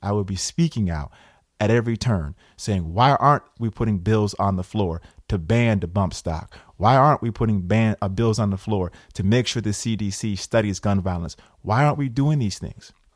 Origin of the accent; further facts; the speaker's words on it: Schenectady, New York, United States; A young kid growing up in Schenectady, working class roots